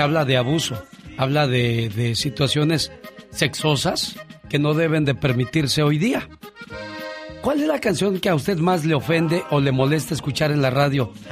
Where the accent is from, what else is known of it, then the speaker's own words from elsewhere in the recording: Namiquipa, Chihuahua, Mexico; moved away; un día salí de Namiquipa, Chihuahua. Pero Namiquipa, Chihuahua nunca salió de mí.